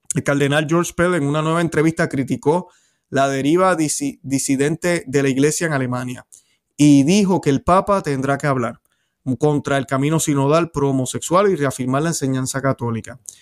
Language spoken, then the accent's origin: Spanish; Puerto Rico; en mi país, en Puerto Rico